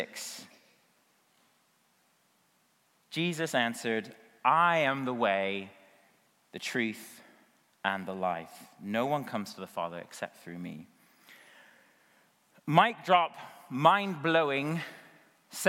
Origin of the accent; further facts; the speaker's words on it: United States; I'm an American